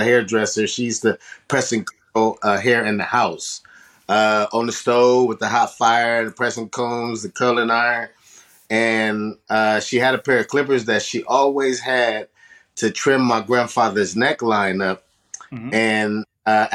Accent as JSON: {"language": "English", "town": "Sacramento", "region": "California", "country": "United States", "tie": "born or raised there", "said": "I'm a person born out here in Sacramento, and I've been born and raised out here"}